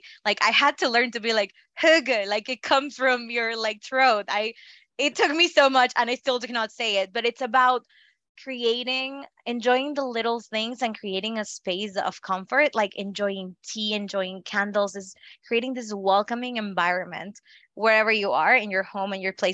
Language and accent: English; Northeast Mexico, Mexico; first language Spanish; English is a second language; moved away as an adult; also born or lived in Italy; now in United States; I grew up in Mexico. So my first language was Spanish